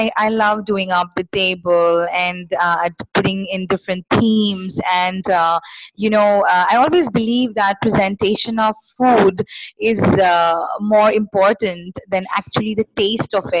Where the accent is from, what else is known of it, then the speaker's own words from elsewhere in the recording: Kolkata, West Bengal, India; I am born and brought up in Kolkata, which is West Bengal in India.